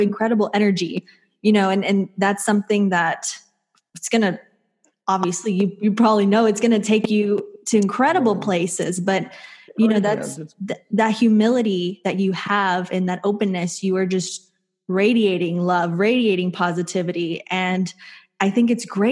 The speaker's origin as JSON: {"language": "English", "region": "Texas", "country": "United States", "tie": "born or raised there", "said": "I grew up in Texas"}